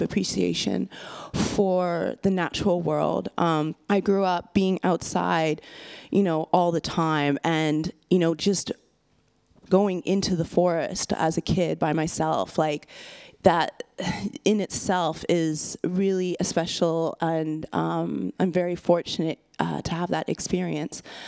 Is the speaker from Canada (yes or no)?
yes; west coast of Canada, British Columbia, Canada; I'm Canadian and I'm from the west coast of Canada